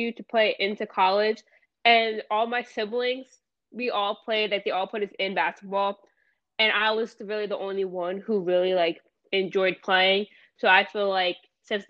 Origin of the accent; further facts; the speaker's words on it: Lakewood, New Jersey, United States; I was born in Kimball, New Jersey